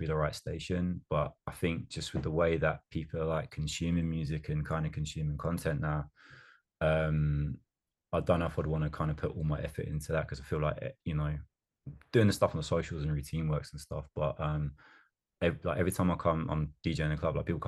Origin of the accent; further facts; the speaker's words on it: Colchester, East of England, United Kingdom; I'm from Colchester, which is what, just over like an hour from London